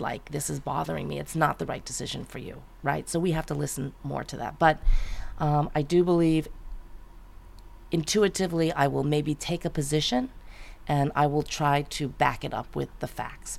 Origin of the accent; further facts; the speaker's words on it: Great Neck, New York, United States; moved away as an adult; also born or lived in Manhattan / San Francisco; now in California, United States; that's where I was born and raised and lived until I finished college